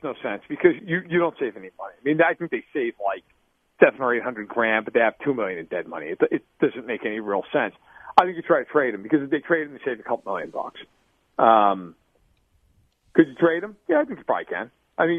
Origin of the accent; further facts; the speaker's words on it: New York, United States; I am from New York.